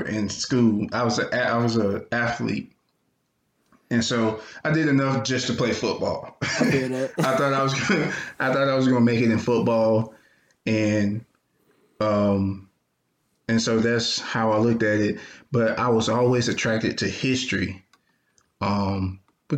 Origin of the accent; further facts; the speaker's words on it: Anniston, Alabama, United States; I'm from Anniston, Alabama. It's Northeast Alabama. Grew up in a single parent household